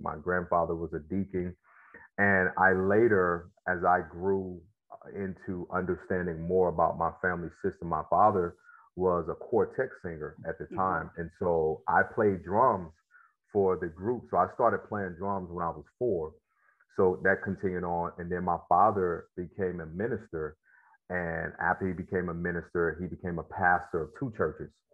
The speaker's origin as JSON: {"language": "English", "region": "Mississippi Delta", "country": "United States", "tie": "born or raised there", "also_born_or_lived": "Memphis", "said": "I grew up in Mississippi and um, in the Delta, actually, uh, about an hour uh, from Memphis"}